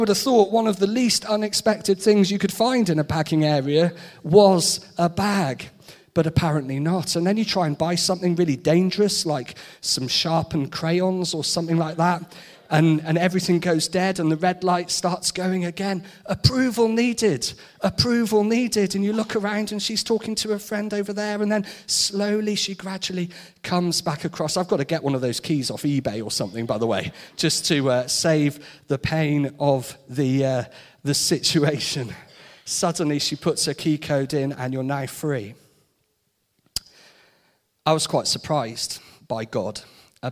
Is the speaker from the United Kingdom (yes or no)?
yes; Shrewsbury, West Midlands, United Kingdom; also born or lived in Birmingham / Nottingham; Growing up in Shrewsbury, going away to study, Birmingham and then Nottingham, then back to Shrewsbury